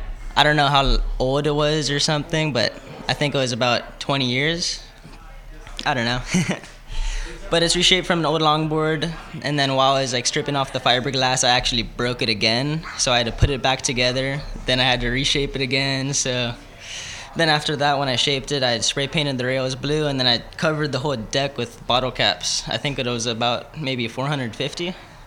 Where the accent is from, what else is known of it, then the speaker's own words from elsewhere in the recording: El Segundo, California, United States; I'm from the South Bay. I was born and raised in El Segundo.